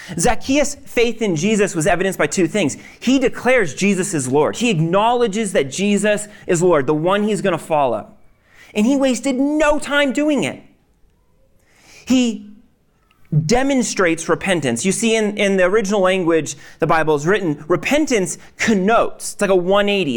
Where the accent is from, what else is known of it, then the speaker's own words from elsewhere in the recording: Maine, United States; I'm from Maine